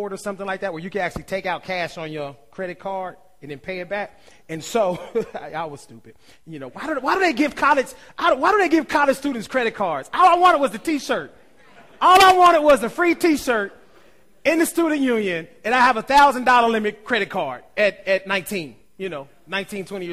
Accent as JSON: {"language": "English", "region": "Ohio", "country": "United States", "said": "I'm from Ohio"}